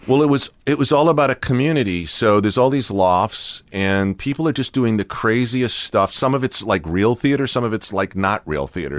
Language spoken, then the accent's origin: English; Watertown, Massachusetts, United States; moved away; Watertown where I was a little kid